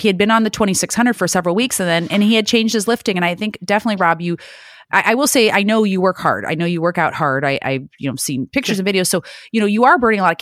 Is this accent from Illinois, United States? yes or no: yes; Illinois, United States; now in California, United States; I live in California now, but I'm born and raised in Illinois